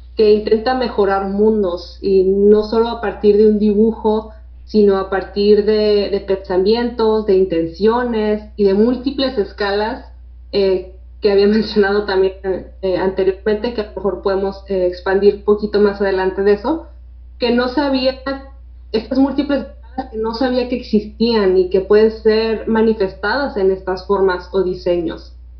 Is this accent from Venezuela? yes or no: no; Tijuana, Baja California, Mexico; aquí de México, de Tijuana, nací en Tijuana